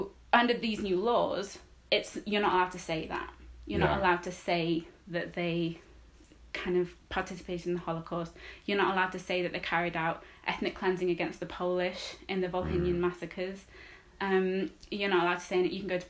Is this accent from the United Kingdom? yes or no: yes; Wales, United Kingdom; I grew up in Wales